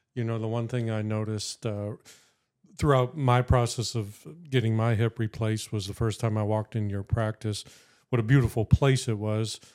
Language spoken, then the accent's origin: English; Erie, Pennsylvania, United States; from Erie, Erie, P A, born, raised, never left.